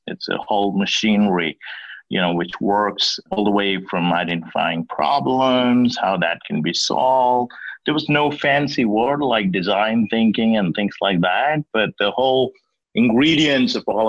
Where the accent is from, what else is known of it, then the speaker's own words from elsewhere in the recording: Bengaluru, Karnataka, India; So I grew up in India, and you know, as you can imagine, India had a kind of Silicon Valley, and I grew up in that city, did my early schooling in Bangalore.